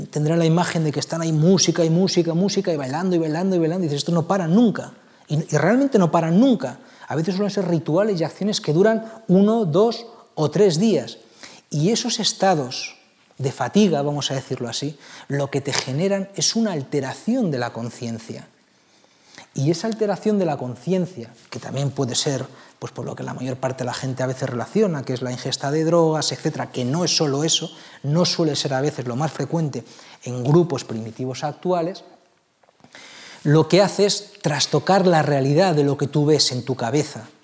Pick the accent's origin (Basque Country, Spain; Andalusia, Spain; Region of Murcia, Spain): Basque Country, Spain; Bilbao; born there; yo nací en Bilbao